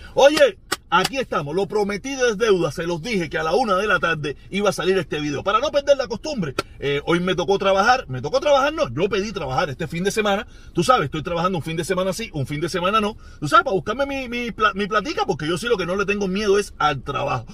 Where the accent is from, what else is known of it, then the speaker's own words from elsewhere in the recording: Havana, Cuba; moved away as an adult; Me fui de Cuba por el sorteo